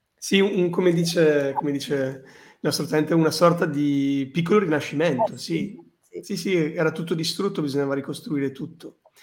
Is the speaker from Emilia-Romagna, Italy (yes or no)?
yes; Bologna, Emilia-Romagna, Italy; io vengo, io vengo da Bologna